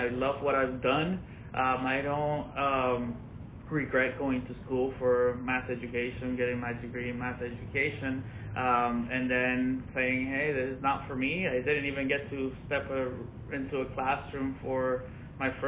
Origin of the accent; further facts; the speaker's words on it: Orlando, Florida, United States; also born or lived in Venezuela; I grew up mostly in Orlando, Florida.